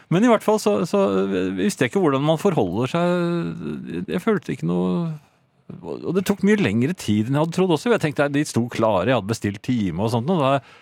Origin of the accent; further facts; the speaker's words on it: Norway; also born or lived in Oslo; jeg er fra Norge